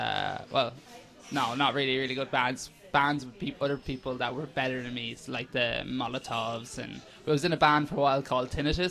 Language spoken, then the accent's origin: English; Athlone, Leinster, Ireland; I grew up in Athlone.